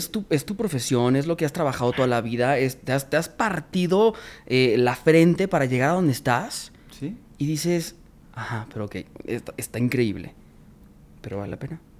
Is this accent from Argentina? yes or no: no; Mexico; Yo pues, vengo, soy, soy … vengo desde México.